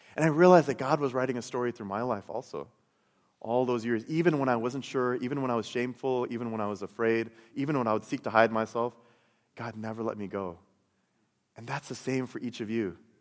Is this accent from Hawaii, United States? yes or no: no; Chicago, Illinois, United States; I, I grew up in Chicago